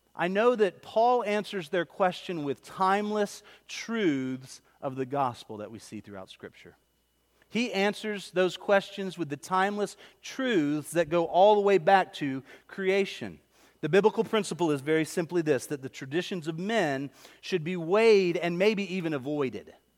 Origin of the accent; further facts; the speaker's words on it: Pine Hills, the South, United States; I didn't grow up in Corinth. I grew up in Pine Hills.